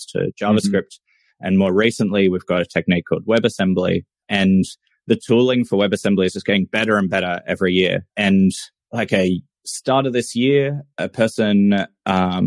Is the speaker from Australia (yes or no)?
yes; Australia; I'm a software engineer from Australia.